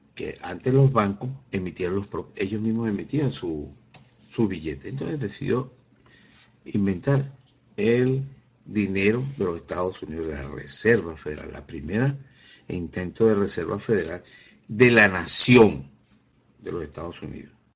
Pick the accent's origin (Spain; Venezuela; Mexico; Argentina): Venezuela; como venezolano